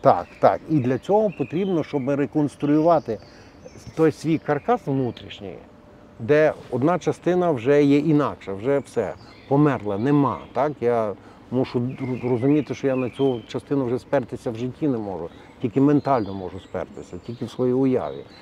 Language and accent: Ukrainian; Galicia, Ukraine; як в нас на Галичині говорять